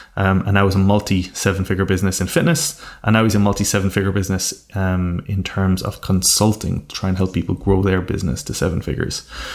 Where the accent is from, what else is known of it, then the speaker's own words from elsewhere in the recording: Ireland; being from a very rural part of Ireland, where it is not the norm to dream big